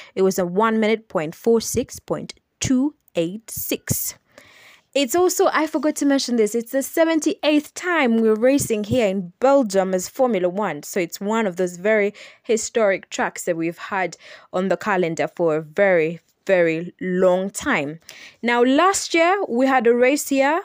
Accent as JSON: {"language": "English", "town": "Kampala", "region": "Central Region", "country": "Uganda", "said": "I am from Uganda. I'm from Kampala, Uganda"}